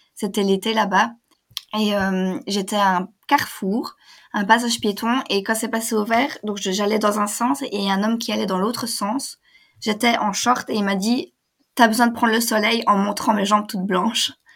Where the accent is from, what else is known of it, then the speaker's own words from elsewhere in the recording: Belgium; je suis belge